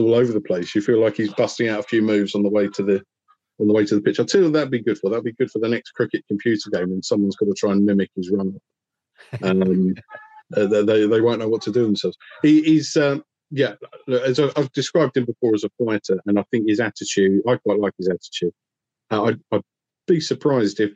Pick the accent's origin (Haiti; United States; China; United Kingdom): United Kingdom; England; I'm English